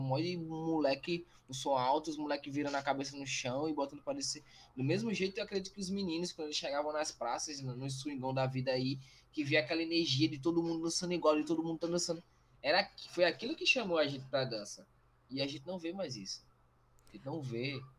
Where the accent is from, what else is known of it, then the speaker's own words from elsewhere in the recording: Brazil; a gente é brasileiro